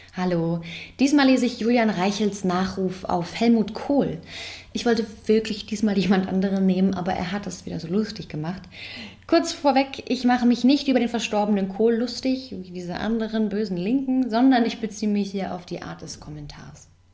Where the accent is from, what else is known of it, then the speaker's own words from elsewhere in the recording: East Germany, Germany; ich wurde im Osten geboren